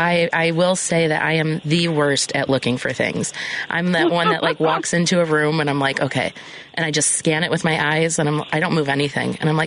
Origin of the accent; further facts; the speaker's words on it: Chicago, Illinois, United States; also born or lived in Elmhurst, Illinois; So I grew up in Portage Park, moved out to the suburbs, lived in Elmhurst, and then I moved back.